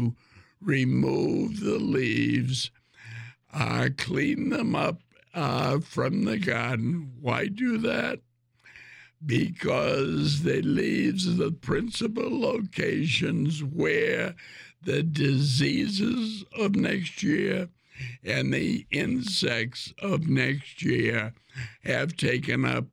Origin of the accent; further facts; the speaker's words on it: Ireland; I'm Irish